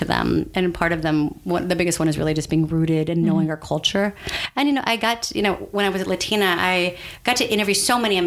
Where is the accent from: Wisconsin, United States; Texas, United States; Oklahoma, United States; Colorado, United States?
Texas, United States; San Antonio; moved away as an adult; also born or lived in New York City; I was born in San Antonio, Texas. Mm-hmm. My parents were born in San Antonio, Texas